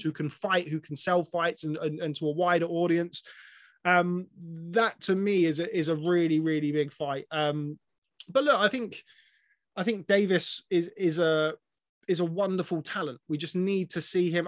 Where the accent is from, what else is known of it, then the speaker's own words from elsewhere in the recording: England, United Kingdom; I'm an Englishman